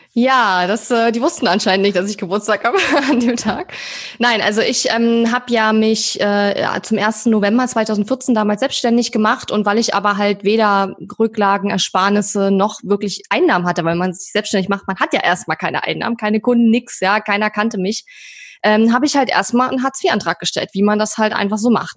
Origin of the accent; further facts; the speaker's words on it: eastern Germany, Germany; ich komme aus dem Osten, bin im Osten geboren